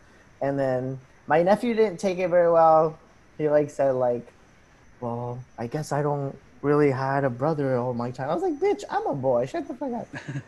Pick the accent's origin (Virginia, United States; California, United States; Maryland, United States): Virginia, United States; Falls Church; also born or lived in Arlington / Peru; I am from Arlington. Well, I was born in Arlington, but I was raised in Falls Church. But before that, I was raised in Peru.